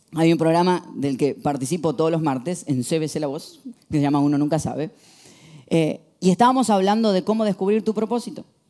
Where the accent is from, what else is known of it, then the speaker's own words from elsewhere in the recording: Argentina; soy argentino